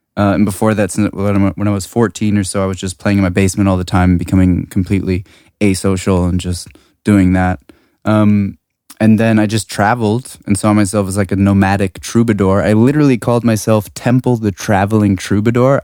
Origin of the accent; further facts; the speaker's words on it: Washington, District of Columbia, United States; moved away as an adult; also born or lived in California / Prague / London; now in Berlin, Germany; I grew up on the East Coast